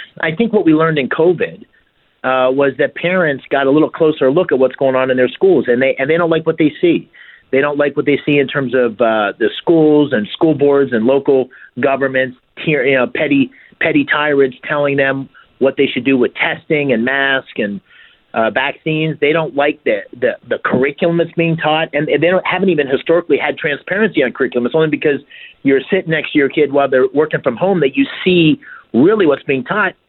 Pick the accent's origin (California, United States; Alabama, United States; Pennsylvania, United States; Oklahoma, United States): Pennsylvania, United States; Bloomsburg; I grew up here in Pennsylvania, in a small town called Bloomsburg. Okay. One company town with the McGee Carpet Mill, which sadly has mostly gone away at this point.